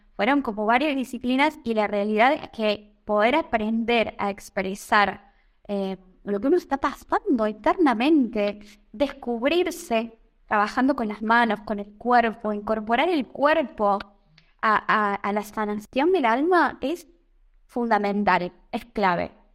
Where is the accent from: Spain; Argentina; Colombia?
Argentina; moved away as an adult; now in Italy; desde hace un año o ya que salí de Argentina